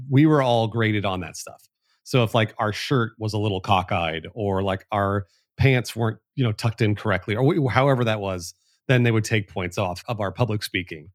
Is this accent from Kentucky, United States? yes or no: no; Los Angeles, California, United States; moved away; I was born in the Valley, in the San Fernando Valley, which is the the home of the Valley Girl accent